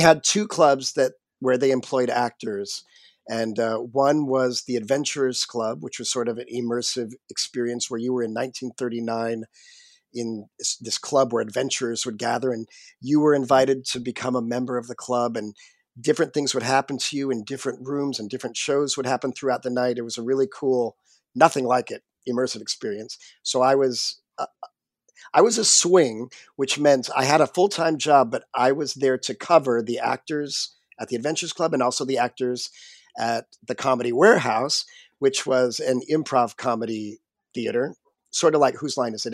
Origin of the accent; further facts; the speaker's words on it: Maui, Hawaii, United States; moved away as an adult; also born or lived in New York City / Florida; I grew up on Maui, in Hawaii